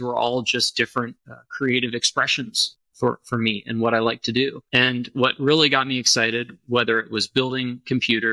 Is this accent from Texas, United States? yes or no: yes; Austin, Texas, United States; I grew up in Austin, Texas. I've lived here pretty much my entire life.